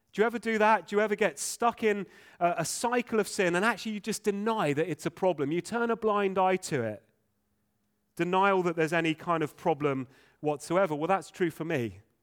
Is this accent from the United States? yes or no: no; England, United Kingdom; first language English; English folk, many of us. Uh, English is our first language.